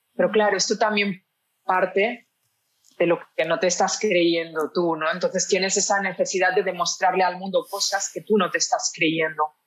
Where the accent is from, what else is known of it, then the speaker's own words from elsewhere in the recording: a city near Barcelona, Catalonia, Spain; moved away as an adult; also born or lived in Mallorca; now in Lisbon, Portugal; nací en una ciudad cerca de Barcelona, pero desde los 18 años que vivía en Barcelona ciudad